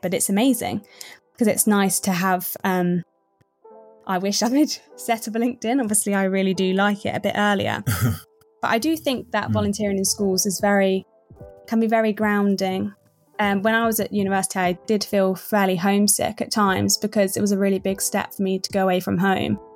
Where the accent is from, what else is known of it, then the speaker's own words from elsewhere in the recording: Midlands, United Kingdom; I grew up in the Midlands